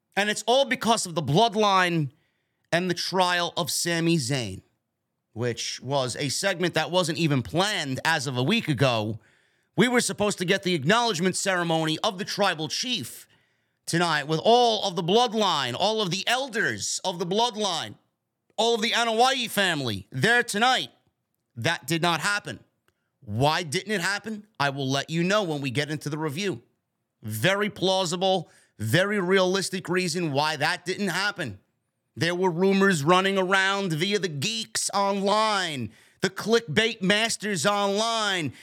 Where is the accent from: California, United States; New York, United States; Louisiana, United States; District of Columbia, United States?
New York, United States; my hometown of New York